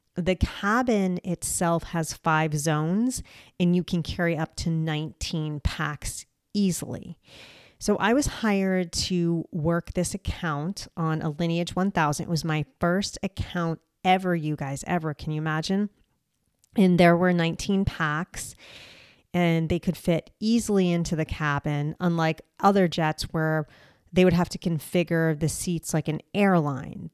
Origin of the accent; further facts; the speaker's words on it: United States; I am an American